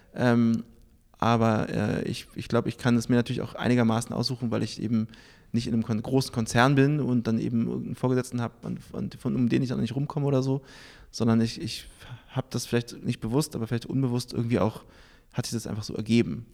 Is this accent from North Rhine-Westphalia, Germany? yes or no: no; Berlin, Germany; moved away as an adult; also born or lived in New York; ich bin geboren in Berlin